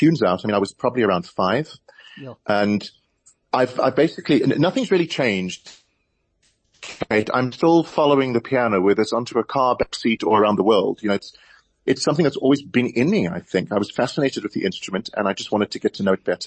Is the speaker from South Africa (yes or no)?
yes; South Africa; being a South African with a Tony Award